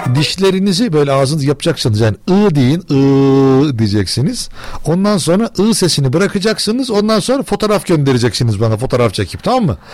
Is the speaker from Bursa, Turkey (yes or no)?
no; Ankara, Turkey